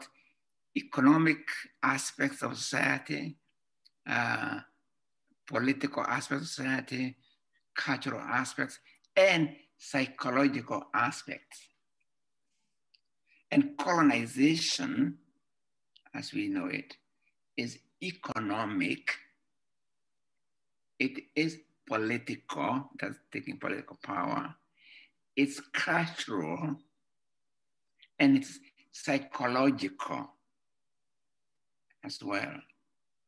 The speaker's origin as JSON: {"language": "English", "town": "Limuru", "region": "Kiambu County", "country": "Kenya", "first_language": "Gikuyu", "second_language": "English", "moved": "yes", "said": "Gikuyu, my mother tongue"}